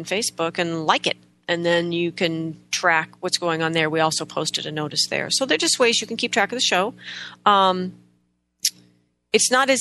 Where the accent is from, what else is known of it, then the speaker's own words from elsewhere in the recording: United States; we're so American